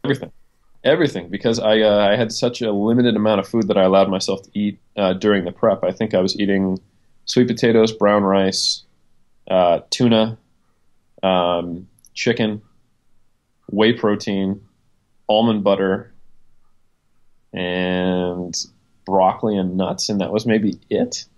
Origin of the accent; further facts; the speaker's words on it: United States; moved away as an adult; also born or lived in New Zealand; now in Auckland, New Zealand; I'm American. Uh, I've been here for a little over four years now